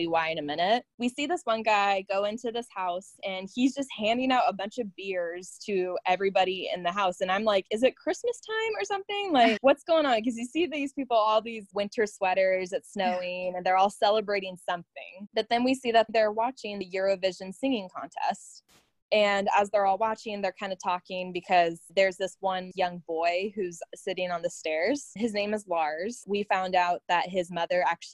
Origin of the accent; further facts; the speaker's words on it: United States; me being American